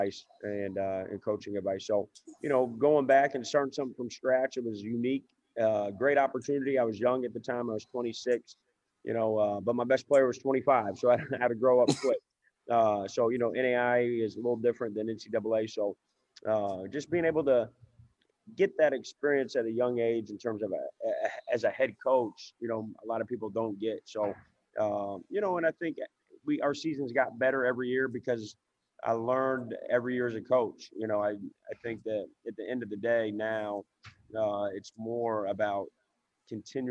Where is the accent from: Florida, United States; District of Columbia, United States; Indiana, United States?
Indiana, United States; moved away as an adult; now in Memphis, United States; I'm from Indiana, but I've been down in Memphis for about 14 years now in my adult life.